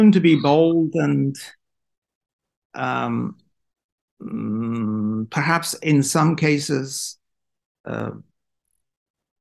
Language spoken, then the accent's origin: English; Iran; in Iran, we have a saying